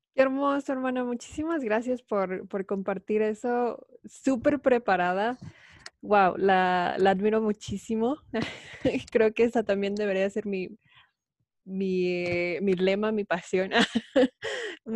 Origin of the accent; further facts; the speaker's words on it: Mexico City, Mexico; yo crecí en la Ciudad de México